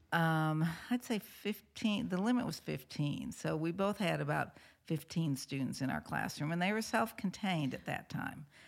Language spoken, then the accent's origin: English; St. Louis, Missouri, United States; moved away; I was from Saint Louis